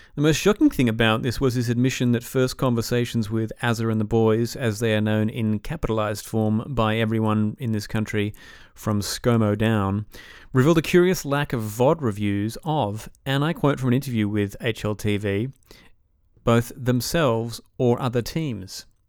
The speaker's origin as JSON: {"language": "English", "country": "Australia", "tie": "born or raised there", "also_born_or_lived": "Atlanta", "said": "growing up in Australia"}